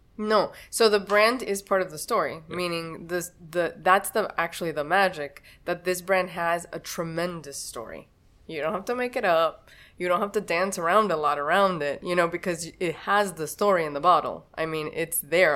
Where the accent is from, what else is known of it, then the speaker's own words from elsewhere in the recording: Miami, Florida, United States; I was born in Miami